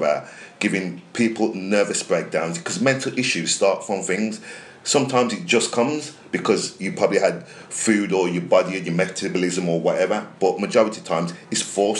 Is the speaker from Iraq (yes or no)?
no; Birmingham and Wolverhampton, West Midlands, United Kingdom; growing up in Birmingham and Wolverhampton